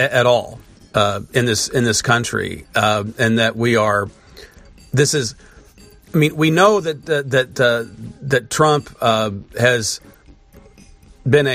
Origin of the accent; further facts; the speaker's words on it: United States; as an American